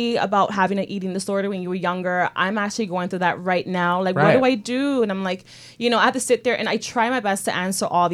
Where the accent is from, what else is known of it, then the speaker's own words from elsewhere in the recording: New York City, New York, United States; I grew up in New York City, born and raised